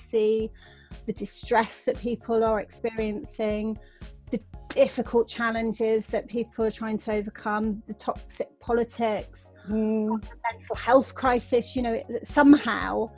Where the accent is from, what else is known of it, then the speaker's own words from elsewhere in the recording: Devon, South West England, United Kingdom; I grew up in Devon